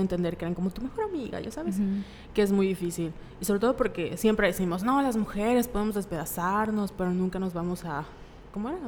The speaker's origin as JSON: {"language": "Spanish", "town": "Mérida", "region": "Yucatán", "country": "Mexico", "said": "Somos de Mérida"}